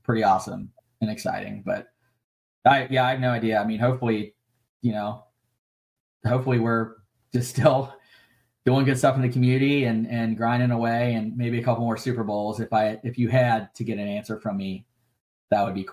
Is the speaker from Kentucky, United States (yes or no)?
yes; Kentucky, United States; moved away as an adult; also born or lived in California; my hometown in Kentucky